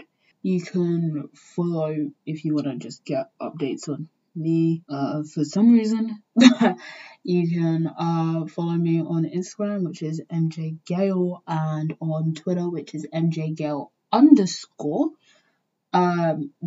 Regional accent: England, United Kingdom; I grew up in England

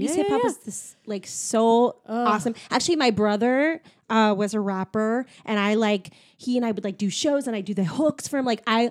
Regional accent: San Jose, California, United States; I'm from San Jose.

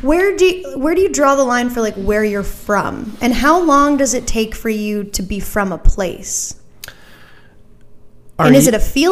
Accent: Gander, Newfoundland and Labrador, Canada; moved away; I came from Gander, who is well known from the Come From Away stuff.

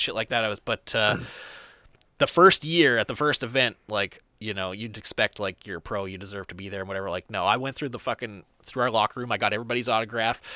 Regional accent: near Fargo, North Dakota, United States; it was the one that was closest to my hometown. It was in, uh, Fargo, North Dakota

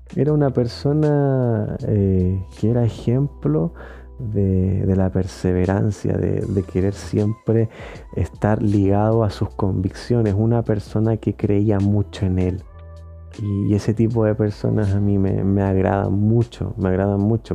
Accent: Chile

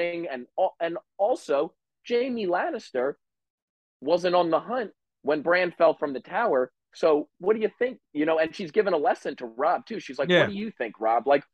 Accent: New Jersey, United States; we're both from Jersey

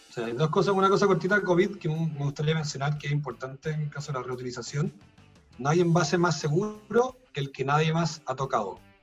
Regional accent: Chile; como chilenos somos re malos

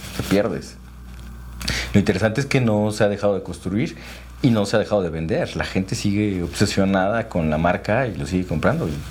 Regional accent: Tlaxcala, Mexico; also born or lived in Puebla; yo soy originario de Tlaxcala, y estudié allí en escuelas públicas la secundaria y la preparatoria

